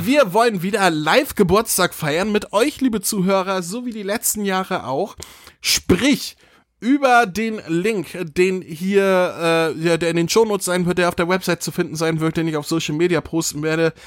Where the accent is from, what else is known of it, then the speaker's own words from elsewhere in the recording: Northern Germany, Germany; ich bin Norddeutscher, wir sagen Feudeln